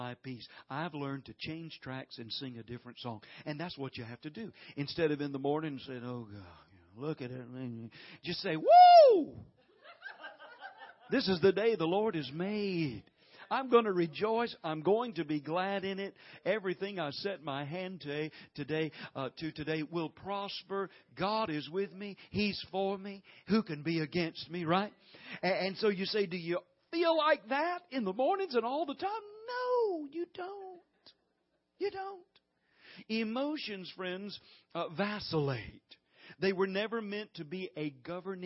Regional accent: the South, United States; we're from the South here

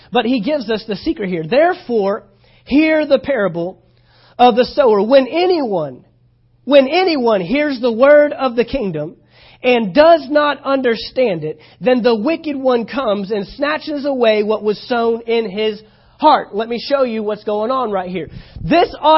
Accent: Texas, United States; moved away; I'm from Texas

